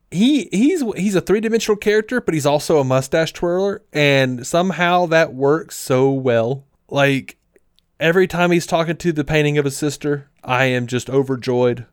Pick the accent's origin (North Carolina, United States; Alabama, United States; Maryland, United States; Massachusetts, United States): Alabama, United States; Montgomery; when I was growing up in Montgomery, I mostly knew black people. Like, I grew up in a black neighborhood.